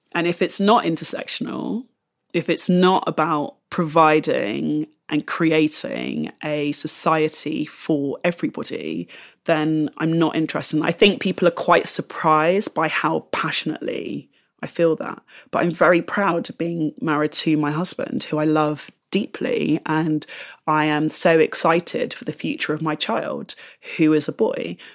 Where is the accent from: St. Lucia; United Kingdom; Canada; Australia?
United Kingdom; London; moved away as an adult; now in Bristol, United Kingdom; the London that I grew up